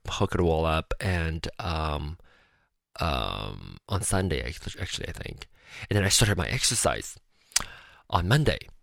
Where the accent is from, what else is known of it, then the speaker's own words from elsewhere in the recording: Malaysia; moved away as an adult; now in United States; I am a uh, Malaysian born Chinese. I was born in Malaysia and moved to America for school